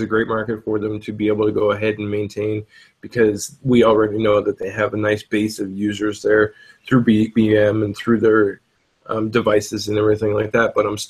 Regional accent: Canada; being a Canadian.

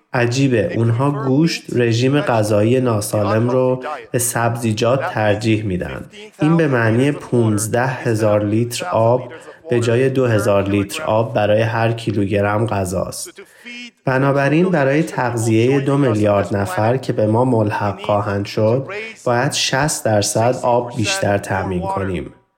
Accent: Iran; من در ایران بزرگ شدم در زمان جنگ ایران و عراق

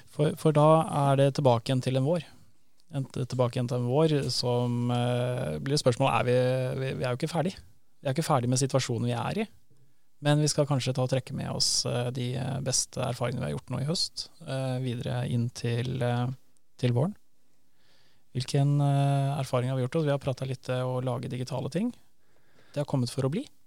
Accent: Northern Norway, Norway; also born or lived in Grytøya; Jeg er jo fra Nord-Norge, og jula for meg, eh, alle mine største juleminner handler om Nord-Norge

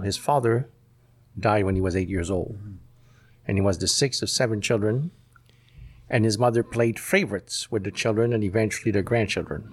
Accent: Montreal, Quebec, Canada; I was born in Montreal

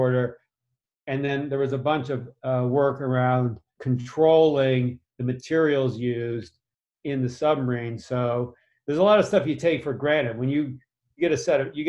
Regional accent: Massachusetts, United States; grew up in Massachusetts

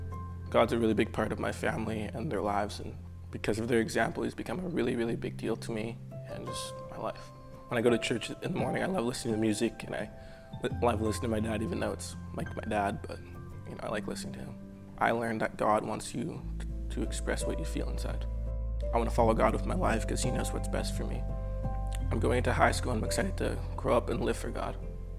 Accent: Canada; also born or lived in Haiti; I came to Canada when I was 4 from Haiti.

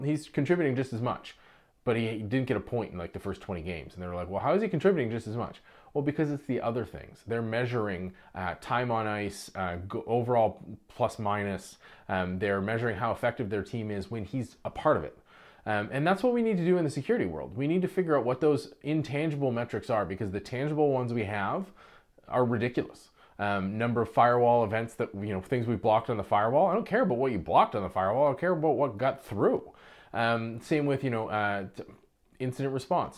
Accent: Canada; I'm Canadian

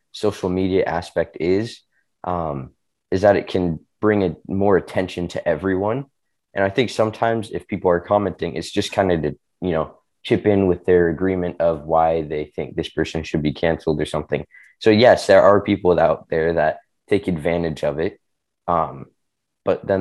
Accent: China; moved away; So I grew up in China. I speak Chinese pretty much fluently

